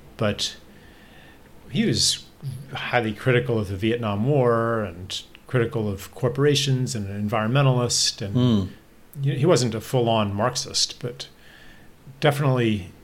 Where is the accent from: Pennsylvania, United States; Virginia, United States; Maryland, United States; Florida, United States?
Pennsylvania, United States; State College; I grew up there, you know, from age four